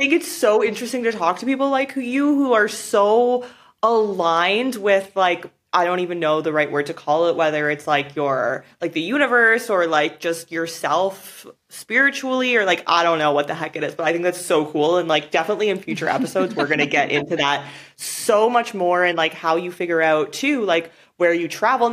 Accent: Canada; moved away as an adult; I was born in Canada. Like I guess technically I'm from Canada. I lived there till I was like 22 years old for the most part.

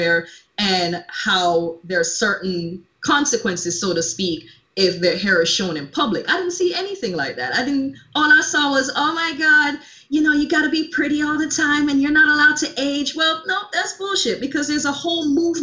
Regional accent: Jamaica; I'm a Caribbean born woman. I'm born from Jamaica, if you can't already tell by my accent

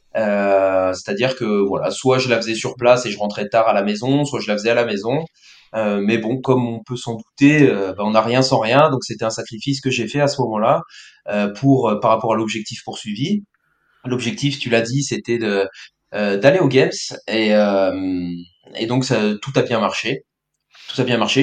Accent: Brittany, France; je suis breton

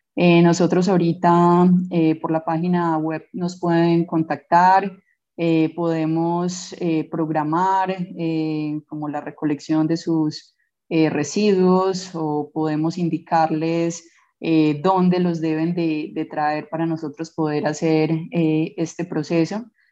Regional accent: Colombia; nosotros como científicos colombianos

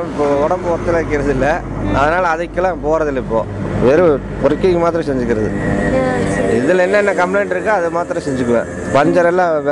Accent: Coimbatore, Tamil Nadu, India; சொந்த ஊர் இங்கே தான் கோயம்புத்தூர்

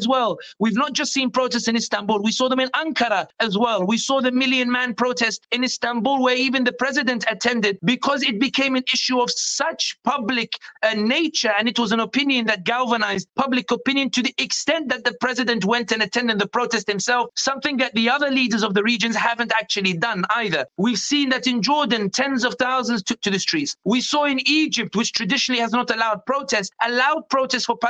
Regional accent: London, United Kingdom; born and raised in London, but originally from North Africa

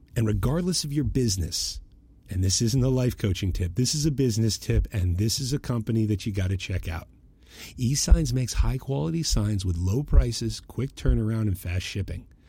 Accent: Boston, Massachusetts, United States; I'm from Boston

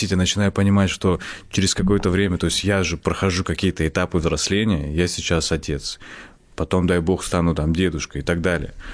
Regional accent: Kazakhstan; born there; Я родился в Казахстане, все.

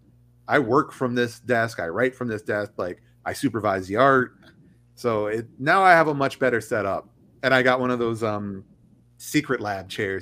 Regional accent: Oklahoma, United States; moved away; also born or lived in Texas; I grew up in Oklahoma, and Oklahoma is in the Bible Belt

